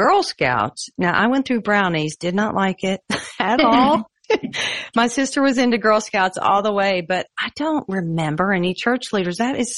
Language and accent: English; Kentucky, United States; moved away; also born or lived in Nebraska; I moved away from Kentucky for a period of time to Nebraska